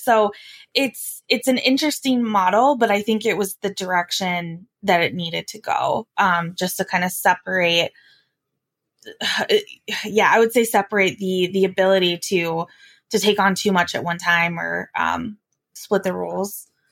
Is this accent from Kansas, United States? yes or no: no; Wyoming, United States; I'm from Wyoming